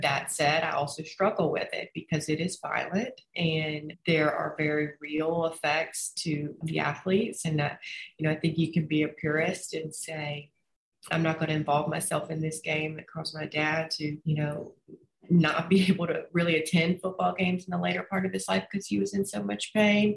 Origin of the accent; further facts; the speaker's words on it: Orange Beach, Alabama, United States; also born or lived in Mobile, Alabama; I grew up in Orange Beach, Alabama, right on the border of Florida on the Gulf Coast